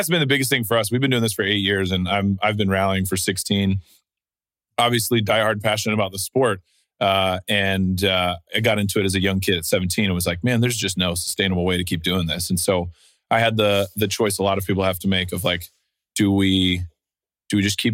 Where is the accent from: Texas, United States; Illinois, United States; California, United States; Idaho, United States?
Texas, United States; Austin; I grew up in Austin playing in a bunch of punk rock and hardcore bands